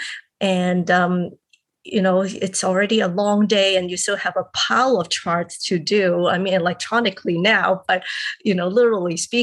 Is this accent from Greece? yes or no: no; Hong Kong; I am originally from Hong Kong and I grew up there.